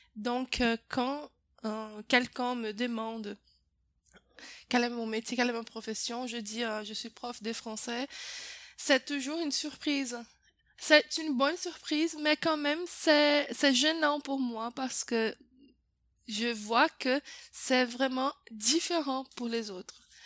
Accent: Brazil; French is a second language; je suis brésilienne

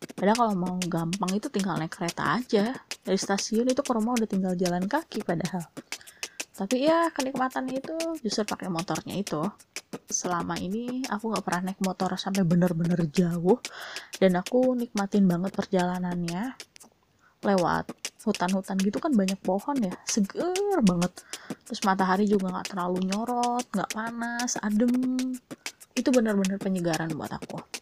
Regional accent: Bandung, West Java, Indonesia; aku itu kan memang dari lahir itu tinggalnya di Bandung

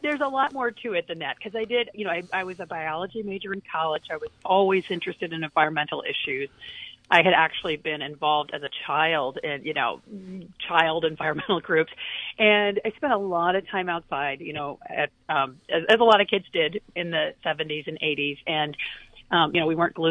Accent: Kalamazoo, Michigan, United States; moved away; my hometown, Kalamazoo, Michigan

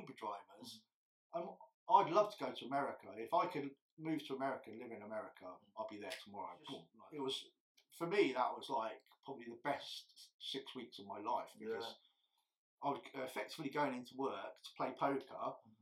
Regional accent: England, United Kingdom; I'm English

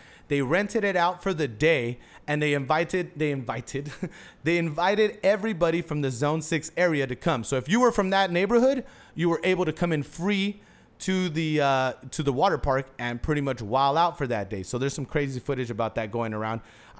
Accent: Houston, Texas, United States; And this is my hometown. I thought this would have happened in Florida. Crazy shit happens in Florida.

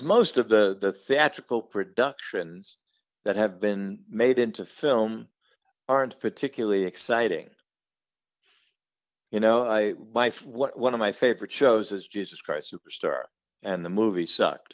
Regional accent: New York City, New York, United States; I'm from Brooklyn

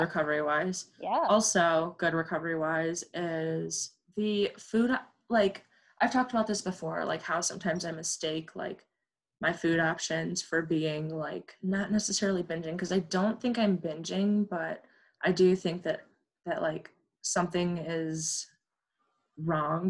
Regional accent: Illinois, United States; I'm from Illinois and I'm currently in Illinois right now

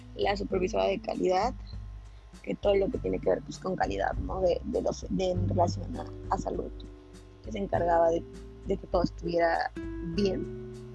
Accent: Morelos, Mexico; yo soy de Morelos, de un municipio que se llama Jotlán

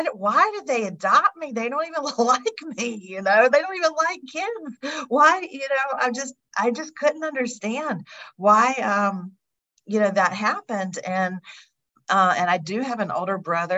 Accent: North Carolina, United States; also born or lived in Louisiana; I am from North Carolina, but I'm in Chicago right now.

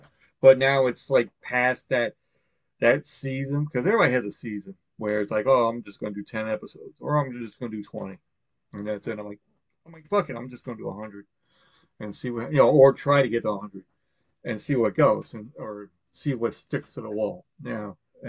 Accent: Long Island, New York, United States; But then I tried to do it when I got back to Long Island. I'm like, hey, I'm from Long Island.

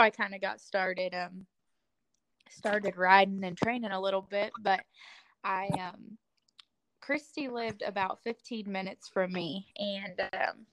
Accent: Northwest Missouri, United States; moved away as an adult; also born or lived in Southwest Oklahoma; now in Oklahoma, United States; I'm originally from Northwest Missouri

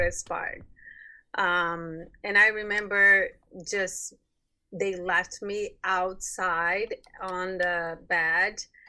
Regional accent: Brazil; moved away as an adult; now in United States; I'm from Brazil

